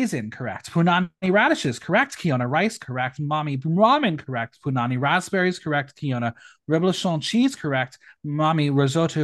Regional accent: United States; I'm an American

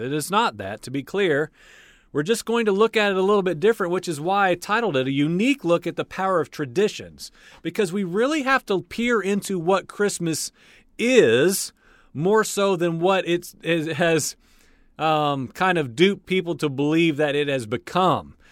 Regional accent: United States; I'm born and raised in the United States

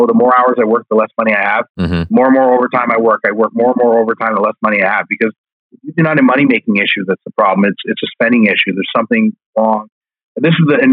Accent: Canada; we are Canadian.

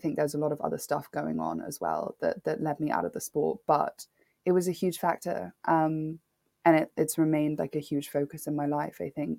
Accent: Nairobi, Kenya; having a black father growing up in Nairobi, I'm from Kenya, I'm half Kenyan.

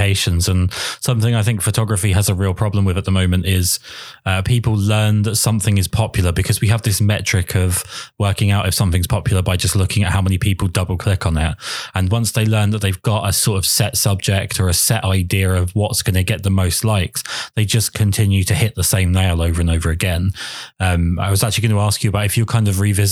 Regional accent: England, United Kingdom; Being English

